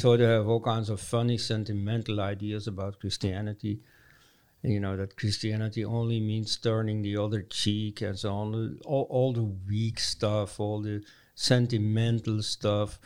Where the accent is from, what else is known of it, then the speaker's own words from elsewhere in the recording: Leuven, Flanders, Belgium; my hometown, Leuven, Belgium